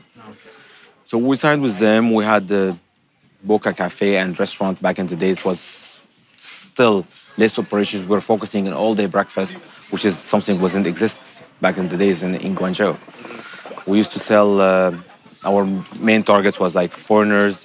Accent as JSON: {"language": "English", "country": "Syria", "moved": "as an adult", "lives_now": "China", "said": "I'm originally from Syria."}